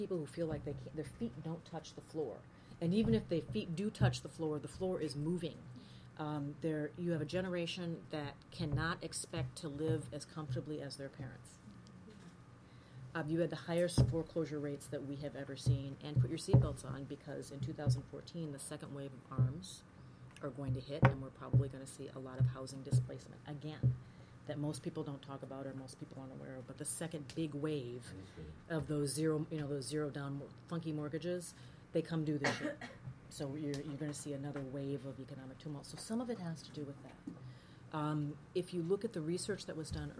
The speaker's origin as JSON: {"language": "English", "region": "Minnesota", "country": "United States", "said": "I'm from Minnesota. My father's from Birmingham"}